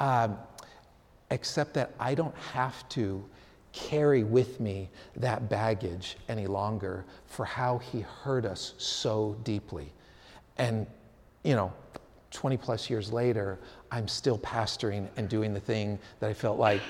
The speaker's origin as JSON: {"language": "English", "town": "San Francisco", "region": "California", "country": "United States", "tie": "born or raised there", "said": "I grew up playing soccer in the Sunset District in San Francisco"}